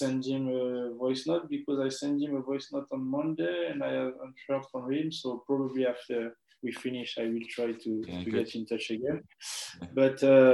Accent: Paris, Île-de-France, France; moved away; we're from Paris

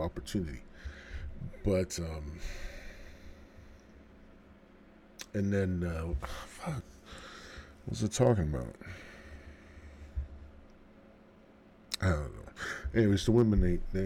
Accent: Central Illinois, United States; Born and raised in Central Illinois.

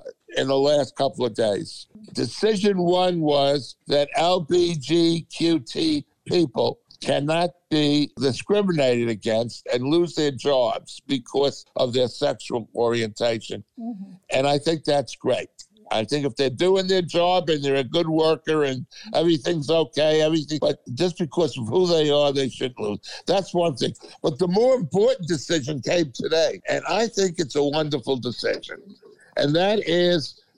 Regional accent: New York City, New York, United States; I grew up in Queens in Kew Gardens, Flushing, Queens.

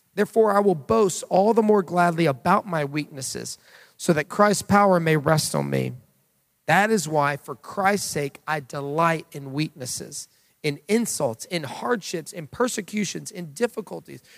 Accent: United States; as Americans

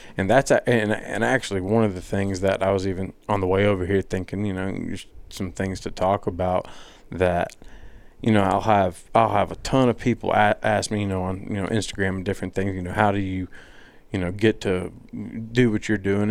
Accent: Madison, Mississippi, United States; I'm from Madison

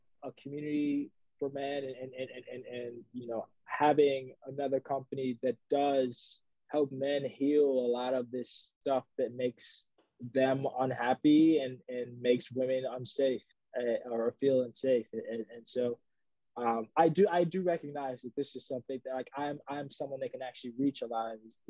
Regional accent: New York City, New York, United States; I grew up in the Bronx

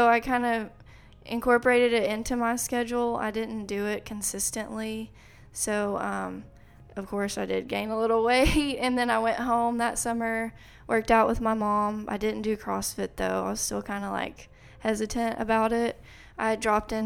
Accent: Clarendon, Texas, United States; moved away as an adult; also born or lived in Lubbock, Texas; now in College Station, United States; I grew up with my dad in Clarendon

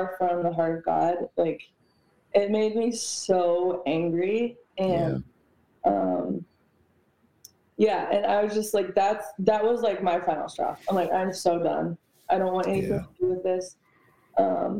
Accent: New York, United States; I come from New York. Like, I am 75% Puerto Rican.

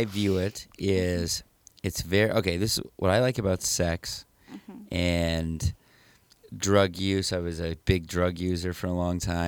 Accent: Detroit Lakes, Minnesota, United States; I'm from Detroit Lakes

